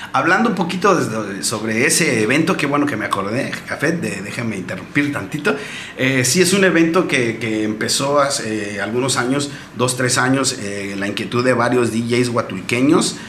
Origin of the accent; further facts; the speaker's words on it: Huatulco, Oaxaca, Mexico; yo soy nativo de aquí, de Santa Cruz, Huatulco